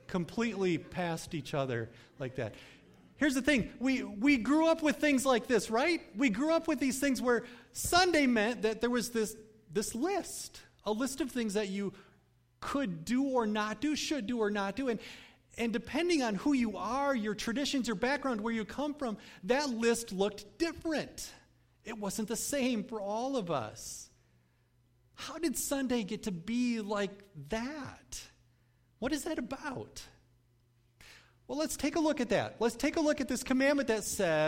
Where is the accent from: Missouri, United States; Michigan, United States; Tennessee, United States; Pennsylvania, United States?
Michigan, United States; Cutlerville; I grew up in the Cutlerville area, not too far from here, but my family moved there when I was at a pretty young age